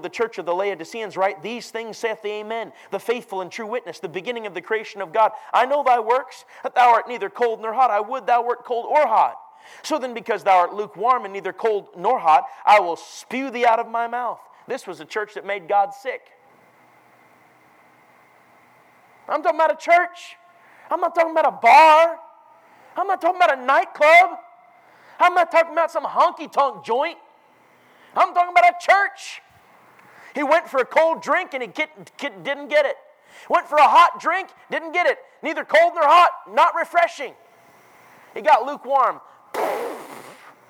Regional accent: Minneapolis, Minnesota, United States; moved away; Minneapolis, where I grew up

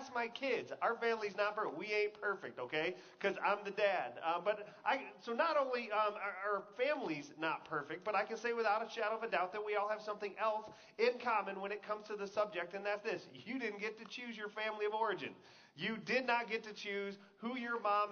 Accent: Texas, United States; I grew up in Texas

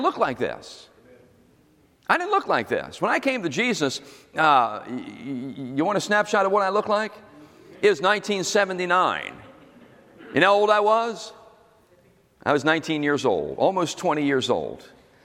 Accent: Philadelphia, Pennsylvania, United States; moved away; I was from South Philly, right over the bridge

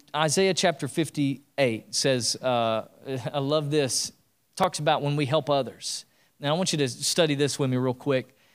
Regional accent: East Tennessee, United States; growing up in East Tennessee

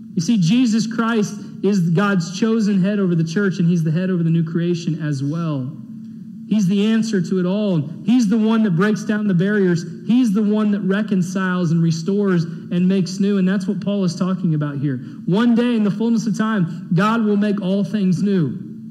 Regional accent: Texas, United States; to be an American, to be born in this great country

